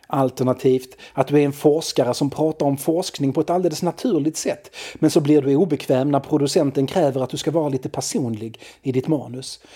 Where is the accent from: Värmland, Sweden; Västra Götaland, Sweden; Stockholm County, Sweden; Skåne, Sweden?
Skåne, Sweden; Malmö; also born or lived in Lindeborg; Jag växte upp på Limhamn i Malmö